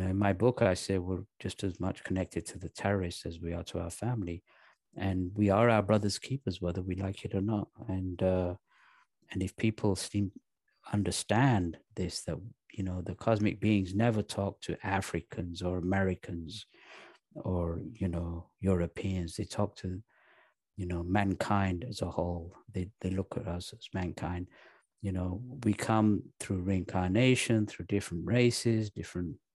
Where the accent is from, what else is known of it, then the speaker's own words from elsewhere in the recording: Pakistan; I was born in Pakistan